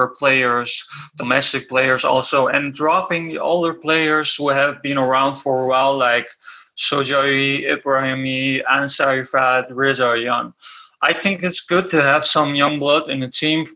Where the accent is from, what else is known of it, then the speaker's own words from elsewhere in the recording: Netherlands; I am born and raised in the Netherlands